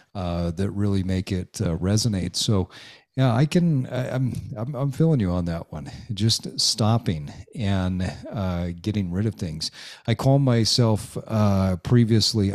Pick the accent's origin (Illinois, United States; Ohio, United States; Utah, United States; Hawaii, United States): Utah, United States; I grew up in Utah